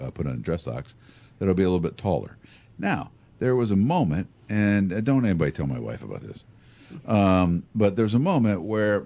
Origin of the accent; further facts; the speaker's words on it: Tazewell County, Illinois, United States; I grew up in Tazewell County